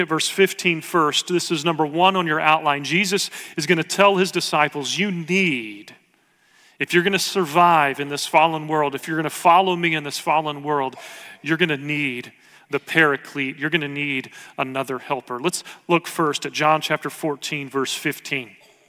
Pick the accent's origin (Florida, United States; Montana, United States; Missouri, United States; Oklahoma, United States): Oklahoma, United States; now in Dallas, United States; I grew up in Oklahoma. I went to school here in Dallas at Dallas Seminary.